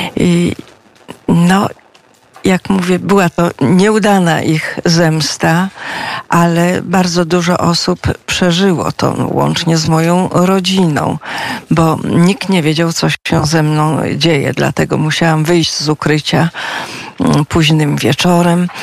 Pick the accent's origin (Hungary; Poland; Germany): Poland; Hajnówka, Podlaskie Voivodeship; moved away as an adult; also born or lived in Bydgoszcz / Katowice; now in Bieszczady, Poland; Potem po śmierci ojca mieszkaliśmy jakiś czas w Hajnówce